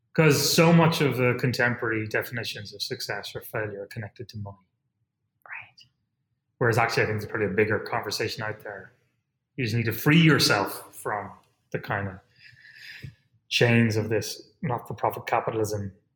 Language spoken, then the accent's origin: English; Ireland; moved away; as an Irish person